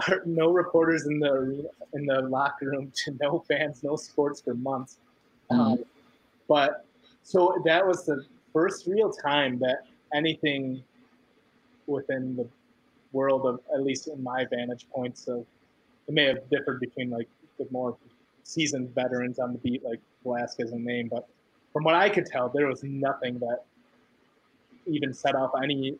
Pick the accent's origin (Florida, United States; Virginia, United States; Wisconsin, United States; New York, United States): Wisconsin, United States; central; also born or lived in Milwaukee, Wisconsin; I was born in Milwaukee and then we moved later in the central Wisconsin where I stayed through high school